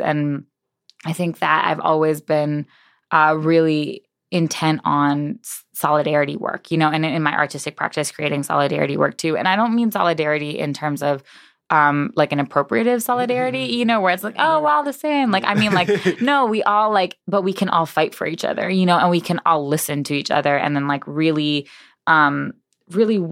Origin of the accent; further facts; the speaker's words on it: New York, United States; moved away as an adult; also born or lived in Boston / Providence; now in Chicago, United States; I was born in New York. My parents died in New York